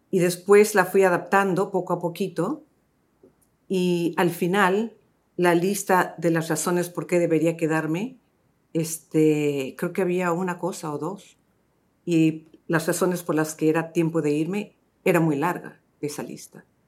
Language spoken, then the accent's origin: Spanish; Los Angeles, California, United States; moved away as an adult; now in Miami, United States; yo empecé mi carrera y crecí en Los Ángeles